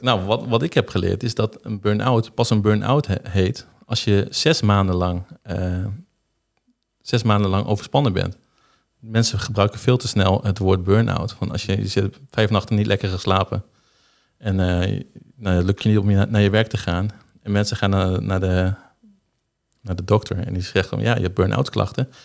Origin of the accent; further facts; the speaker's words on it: Zuidhorn, Groningen, Netherlands; ik ben geboren in Zuidhoorn eh, op 12 november in 1990.